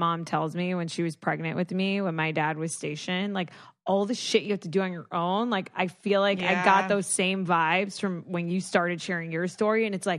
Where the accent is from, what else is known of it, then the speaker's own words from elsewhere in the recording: Florida, United States; I'm from Florida.